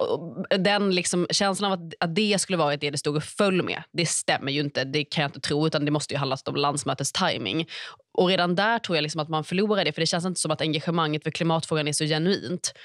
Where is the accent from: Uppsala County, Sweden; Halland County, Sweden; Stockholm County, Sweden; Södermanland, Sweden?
Stockholm County, Sweden; Stockholm; Man har Fruängen längst ut, där jag är uppvuxen nära